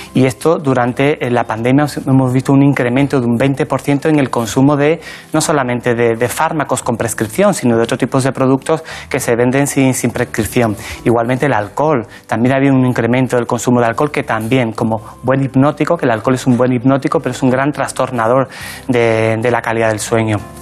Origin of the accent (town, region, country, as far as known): La Barca de la Florida, Andalusia, Spain; born or raised there; moved away as an adult; now in Madrid, Spain